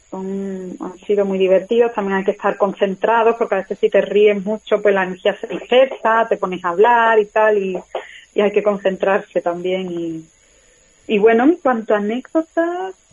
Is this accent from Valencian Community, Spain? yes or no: no; Málaga, Andalusia, Spain; also born or lived in London; now in Madrid, Spain; Bueno, pues yo soy una actriz de Málaga y, nada, bueno, pues llevo unos cuantos años viviendo en Madrid, antes viví en Londres y me he formado como actriz en Londres